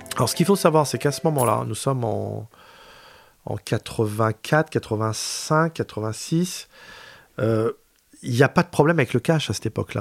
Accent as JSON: {"language": "French", "town": "Pantin", "region": "Île-de-France", "country": "France", "tie": "born or raised there", "also_born_or_lived": "Aubervilliers / Paris", "said": "J'ai grandi à Pantin"}